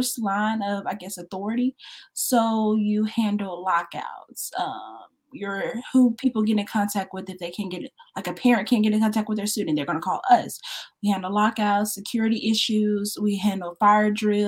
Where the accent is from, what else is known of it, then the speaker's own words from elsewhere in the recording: Shreveport, Louisiana, United States; also born or lived in New Orleans, Louisiana; I'm from Shreveport, Louisiana